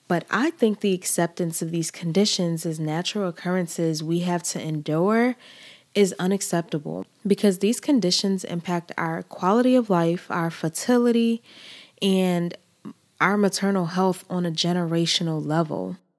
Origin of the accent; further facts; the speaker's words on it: Nigeria; now in United States; I am a Nigerian woman. I identify as a Nigerian woman. I identify as a Black woman. And I've been in these states for most of my life.